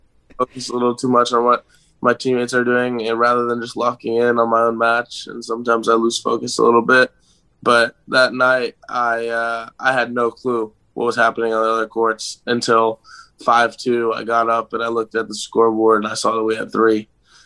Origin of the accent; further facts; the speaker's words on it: Gainesville, Florida, United States; also born or lived in Atlanta, Georgia; I was born right outside of Atlanta when my dad was coaching at Georgia Tech. And I lived there for 10 years and then moved to Gainesville. And I've lived here ever since